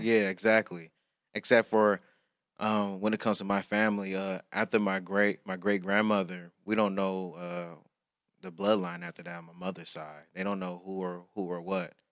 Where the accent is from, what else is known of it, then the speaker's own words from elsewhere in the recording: Highland Park, United States; me growing up in Highland Park